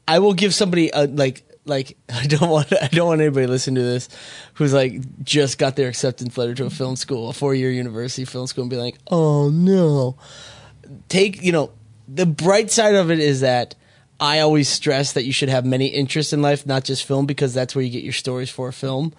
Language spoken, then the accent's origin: English; Minnesota, United States; moved away; I'm from Minnesota